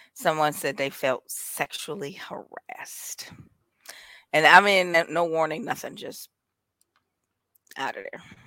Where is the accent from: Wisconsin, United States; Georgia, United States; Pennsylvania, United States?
Wisconsin, United States; Milwaukee; I'm from Milwaukee, so, yeah, we got corner stores all over the place